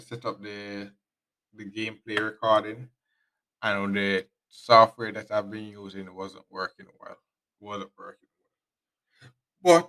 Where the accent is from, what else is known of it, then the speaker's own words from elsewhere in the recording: Jamaica; us Jamaican